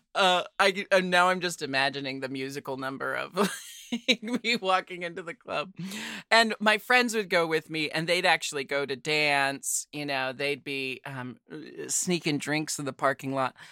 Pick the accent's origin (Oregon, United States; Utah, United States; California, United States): Oregon, United States; Portland; growing up in Portland